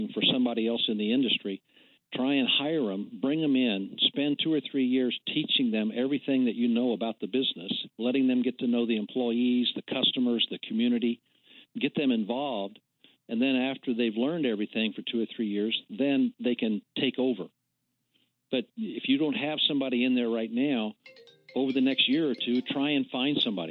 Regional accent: Henry County, Indiana, United States; our farms are in central Indiana, south of Anderson, Indiana, west of Newcastle, Indiana. We're out in Henry County, Indiana

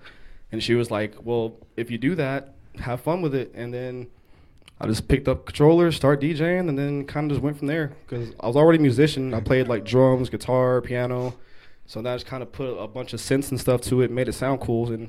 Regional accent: Kaufman, Texas, United States; I'm from the country. I'm from Kaufman, Texas.

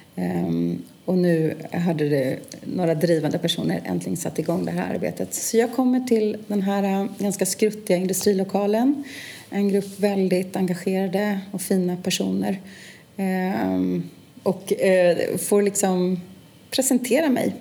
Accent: Stockholm, Stockholm County, Sweden; född och uppvuxen i Stockholm och är också verksam här.

